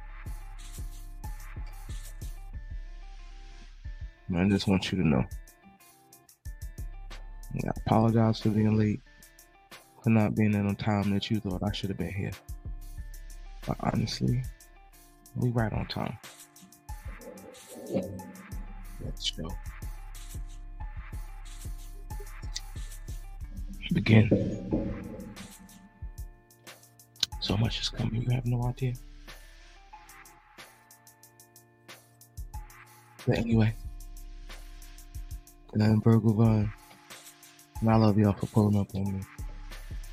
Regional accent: New Jersey, United States; I'm from New Jersey

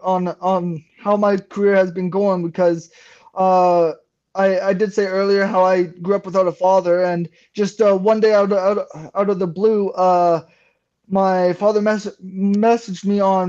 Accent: Brooks, Alberta, Canada; also born or lived in British Columbia; now in Alberta, Canada; I grew up in Brooks, Alberta

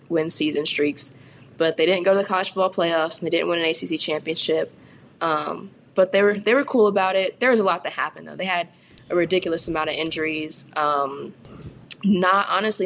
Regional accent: California, United States; moved away as an adult; also born or lived in Fairmont, Minnesota; now in Louisville, United States; I'm a Californian

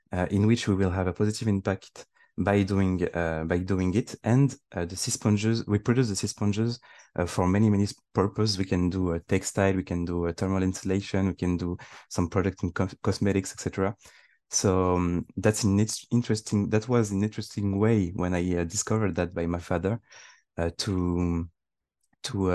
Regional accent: Île-de-France, France; I'm born and raised in France, but I have my origin is Tunisian

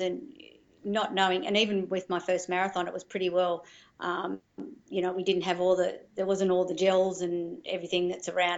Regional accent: Melbourne, Victoria, Australia; moved away; also born or lived in Yamba, New South Wales; we grew up in Melbourne and had a holiday house at Torquay

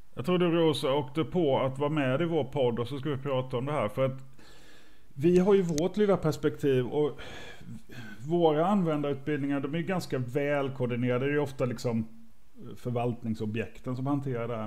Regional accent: Småland, Sweden; jag är från Småland

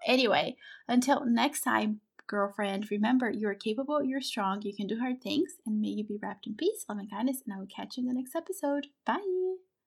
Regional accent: Brazil; I'm from Brazil

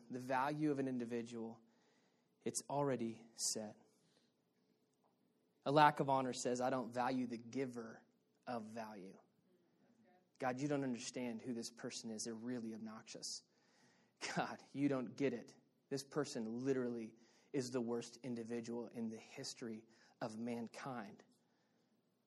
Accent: Texas, United States; moved away; also born or lived in Arizona; I'm from Texas

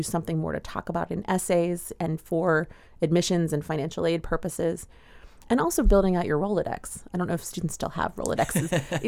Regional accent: United States; as an American

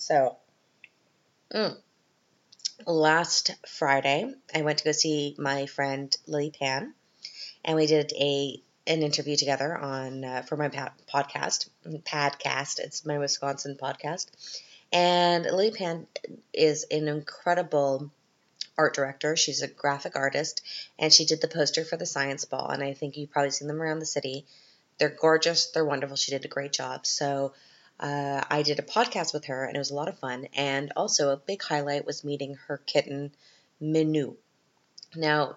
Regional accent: Canada; now in Austria; I'm Canadian

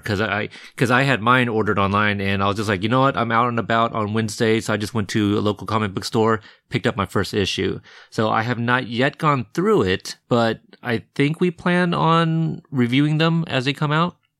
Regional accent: Pacific Northwest, United States; I'm from the Pacific Northwest, where it's a lot cooler and less

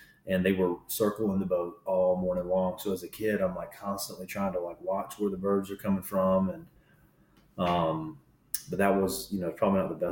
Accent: Raleigh, North Carolina, United States; I was born and raised in or around Raleigh, North Carolina

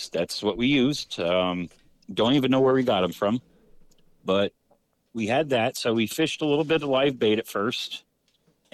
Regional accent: Central Pennsylvania, United States; I'm from Central PA, from an old coal town

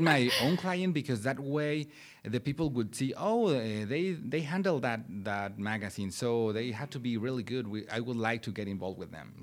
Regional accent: Puebla, Mexico; English is a second language; moved away as an adult; now in Oklahoma, United States; I grew up in Mexico. I'm from Mexico. Eh, my hometown is Puebla City.

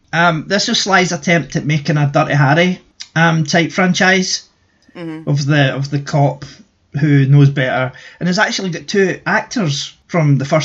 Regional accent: Scotland, United Kingdom; being Scottish

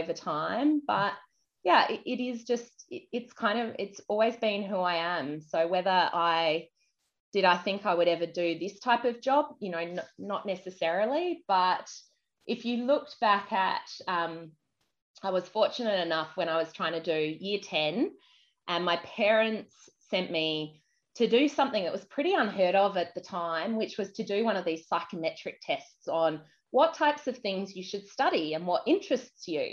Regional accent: Adelaide, South Australia, Australia; moved away; also born or lived in Queensland / United Kingdom; I grew up in Adelaide.

